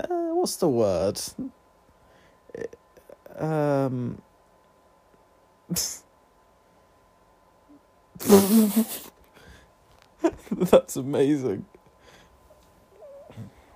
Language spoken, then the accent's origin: English; England, United Kingdom; I'm not American, but, like, in England, the only thing we had at secondary school was prom.